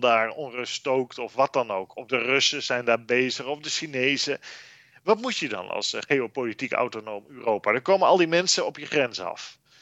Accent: Netherlands

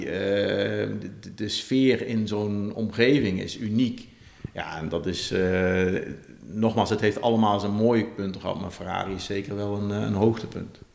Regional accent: Netherlands; also born or lived in Maranello; wij zijn denk ik als Nederlanders vrij nuchter

